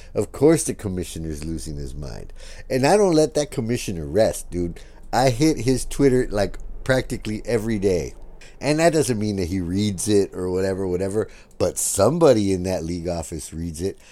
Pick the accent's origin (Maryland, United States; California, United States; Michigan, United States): California, United States; San Diego; we're from San Diego